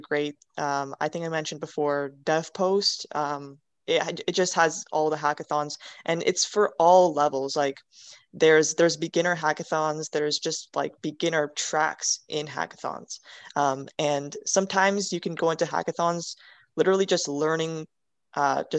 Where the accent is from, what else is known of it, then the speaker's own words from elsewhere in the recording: Canada; I'm Canadian